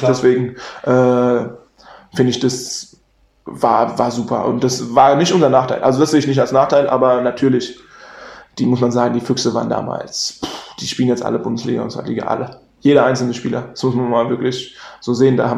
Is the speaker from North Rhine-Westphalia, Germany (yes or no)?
no; Darmstadt, Hesse, Germany; jetzt Tom ist aus Koblenz, okay, ich bin aus Darmstadt. Wir hatten auch noch ein paar andere aus Darmstadt, die immer mit mir gefahren sind, ähm, also aus der Region Darmstadt.